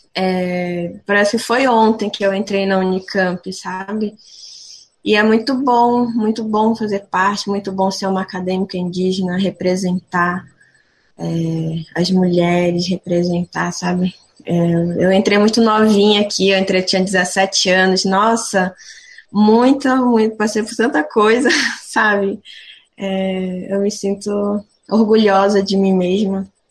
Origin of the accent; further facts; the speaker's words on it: São Gabriel da Cachoeira, Amazonas, Brazil; moved away as an adult; now in Limeira, Brazil; Eu sou de São Gabriel da Cachoeira, eu sou da etnia Baré